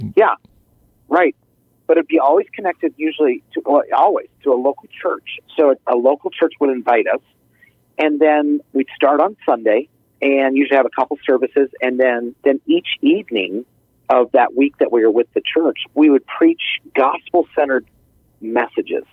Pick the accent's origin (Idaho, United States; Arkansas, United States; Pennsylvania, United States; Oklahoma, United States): Idaho, United States; moved away; I grew up in Idaho